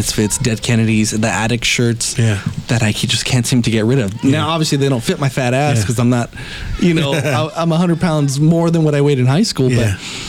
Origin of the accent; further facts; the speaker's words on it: Los Angeles, California, United States; me growing up East LA.